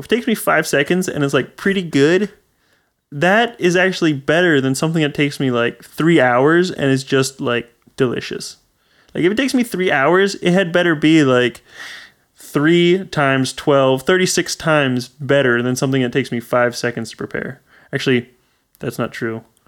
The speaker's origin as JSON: {"language": "English", "region": "Pennsylvania", "country": "United States"}